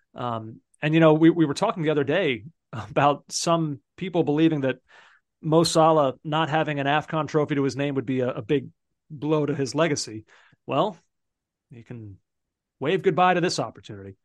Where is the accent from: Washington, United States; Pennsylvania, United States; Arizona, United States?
Pennsylvania, United States; Philadelphia; now in New York area, United States; I'm from Philadelphia originally.